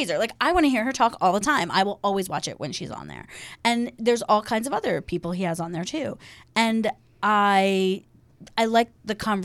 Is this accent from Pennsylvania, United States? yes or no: yes; Philadelphia, Pennsylvania, United States; We're from Philly. Philly